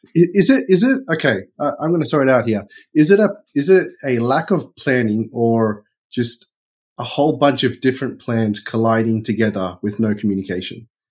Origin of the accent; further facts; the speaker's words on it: Australia; growing up in Australia